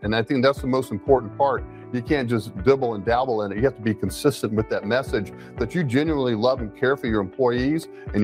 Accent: Gainesville, Florida, United States; I grew up in Gainesville, Florida

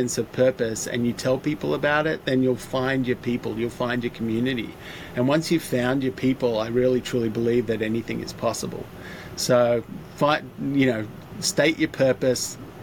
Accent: Australia; moved away as an adult; now in Los Angeles, United States; being an Aussie and identifying as an Aussie

